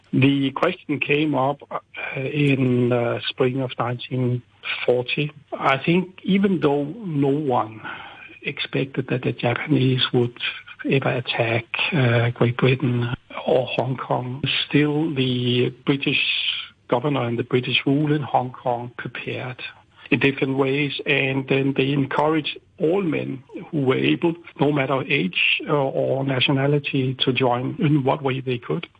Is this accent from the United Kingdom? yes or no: no; Copenhagen, Capital Region of Denmark, Denmark; also born or lived in Beijing, China; when I was home in, in Copenhagen